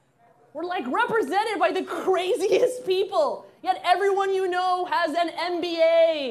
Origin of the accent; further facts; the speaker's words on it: Alabama, United States; I had to be. I had to be. I grew up in Alabama.